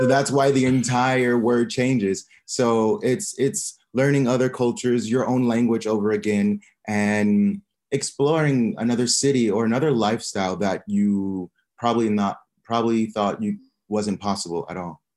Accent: Omaha, Nebraska, United States; moved away as an adult; also born or lived in Barcelona, Spain; now in Hua Hin, Thailand; I am from Omaha, Nebraska, in the United States.

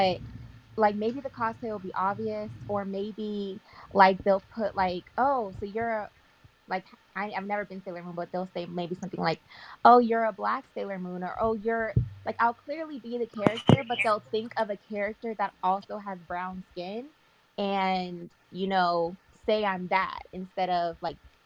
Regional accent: Bay Area, California, United States; I'm from the Bay Area

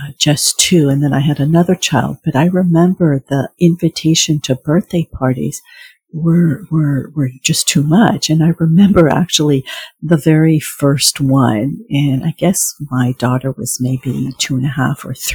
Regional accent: France; moved away; I was raised in France

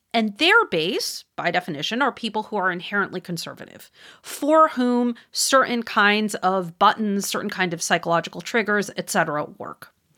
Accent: Wisconsin, United States; moved away; I don't live there anymore, but I'm from there, Wisconsin

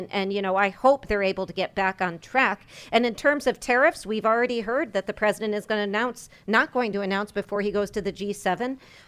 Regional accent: Northeast, United States; I'm from the Northeast.

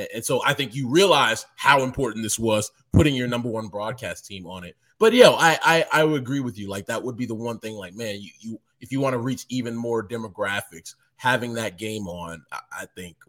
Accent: Baní, Dominican Republic; also born or lived in Bayamón, Puerto Rico; If I know that all my friends that I grew up with in Beni in the Dominican Republic, or if I know that my doctor, the person that used to babysit me in Bayamón, in Puerto Rico, is watching me

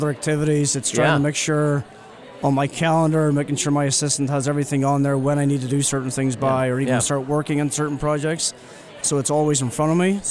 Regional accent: Northern Ireland, United Kingdom; moved away as an adult; now in Cleveland, United States; I grew up in Ireland, Northern Ireland

